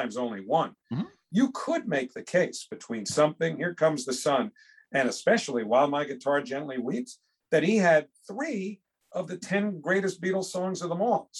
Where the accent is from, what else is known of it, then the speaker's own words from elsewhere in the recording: New York City, New York, United States; living not far from where I grew up in Bayside